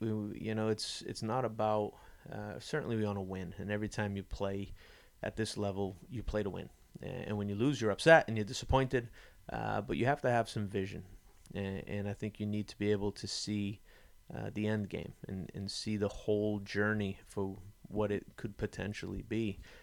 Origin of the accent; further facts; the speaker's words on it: New England, United States; I was born and raised in New England